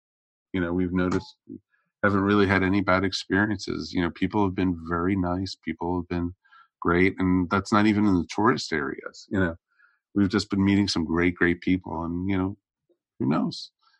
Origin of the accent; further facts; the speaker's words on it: Northeast, United States; moved away; I grew up, you know, in the Northeast, so I'm used to driving with, you know, a lot of these people.